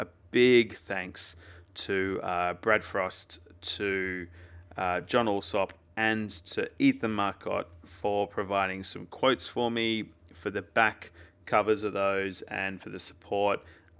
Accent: Australia; I'm Australian, we just leave it with one.

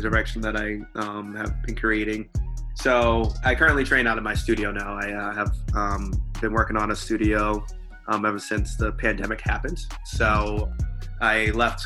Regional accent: Stoughton, Massachusetts, United States; now in Bridgewater, United States; I grew up in Stowe, Massachusetts.

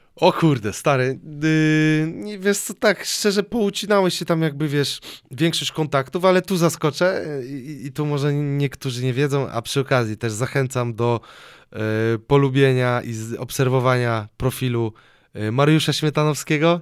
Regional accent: Sosnowiec, Silesian Voivodeship, Poland; moved away; also born or lived in Katowice / Dąbrowa Górnicza / Tuliszków / Toruń; mieszkałem w Sosnowcu yy, u rodziców.

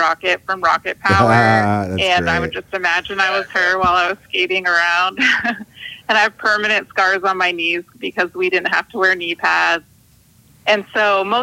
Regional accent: West Coast, United States; now in South Carolina, United States; I'm from the West Coast, and when I moved to South Carolina, that was a huge culture shock

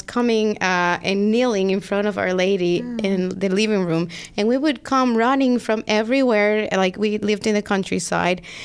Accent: Dominican Republic; English is a second language; moved away as an adult; now in New Jersey, United States; So I come from the Dominican Republic. I've been here now for 12 years.

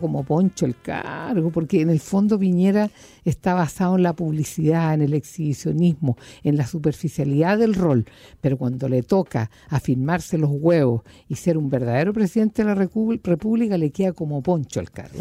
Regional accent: Puerto Montt, Los Lagos, Chile; moved away; la gente de mi tierra, de Puerto Montt

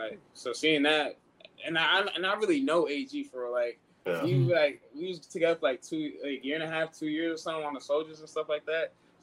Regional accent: Nigeria; Yeah, so with me being Nigerian, man.

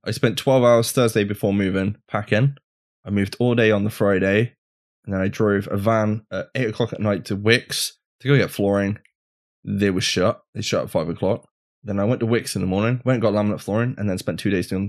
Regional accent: United Kingdom; I mean, we're British.

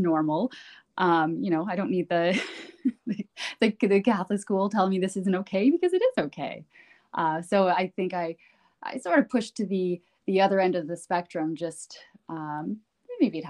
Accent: Canada; I was born and raised in Canada

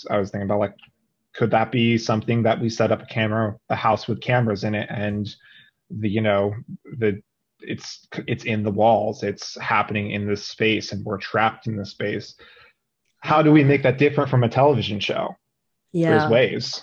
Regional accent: New Jersey, United States; moved away; also born or lived in Philadelphia; I'm from New Jersey

